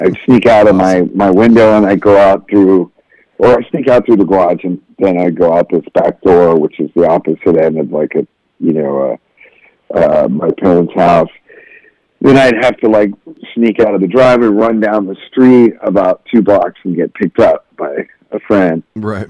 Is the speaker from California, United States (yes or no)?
yes; Southern California, United States; I'm from Southern California